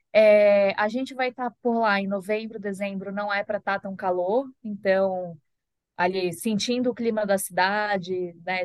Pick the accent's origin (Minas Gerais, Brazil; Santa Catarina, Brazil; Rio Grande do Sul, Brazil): Santa Catarina, Brazil; Florianópolis; moved away; eu sou de Floripa. Então, eu também cresci no mar